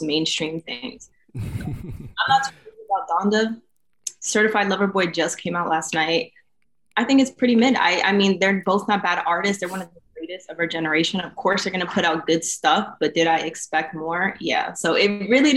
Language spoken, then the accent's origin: English; New York, United States; also born or lived in Florida / Arizona; now in Los Angeles, United States; From New York originally, born and raised there a little bit. Moved to Florida, moved to Arizona. Now I'm here